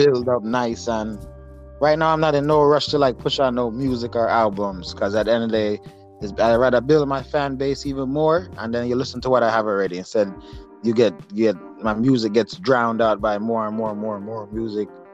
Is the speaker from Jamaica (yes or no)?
yes; Jamaica; also born or lived in upstate New York; now in New York, United States; Jamaica originally, but I'm um, currently in uh, in uh, New York, upstate New, New York.